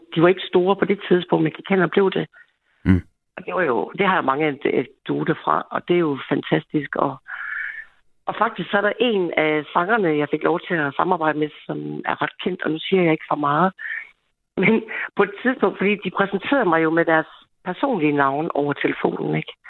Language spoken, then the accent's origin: Danish; Denmark; Jeg er jo ikke jyde for ingenting